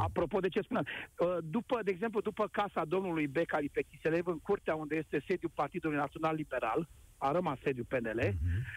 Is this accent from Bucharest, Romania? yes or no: yes; Bucharest, Romania; M-am născut în 1970 în București și de atunci trăiesc în București de 51 de ani